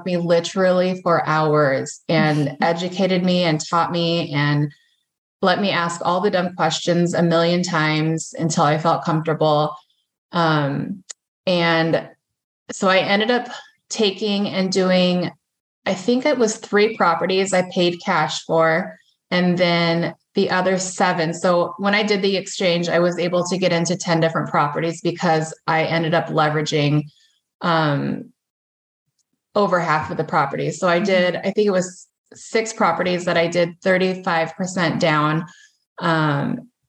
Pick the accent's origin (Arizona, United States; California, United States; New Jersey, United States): California, United States; Central; moved away as an adult; now in Sioux Falls, United States; I was born and raised in Central California, but I've been here for most of my adult life